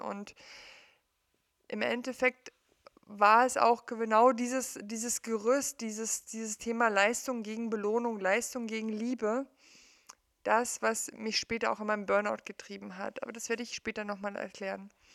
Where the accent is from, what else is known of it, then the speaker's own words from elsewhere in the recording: East Germany, Germany; ich bin im Osten aufgewachsen, in der DDR aufgewachsen